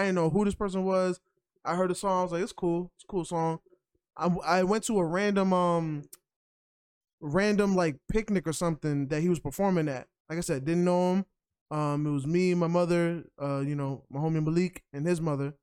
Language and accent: English; New York, United States; as a New Yorker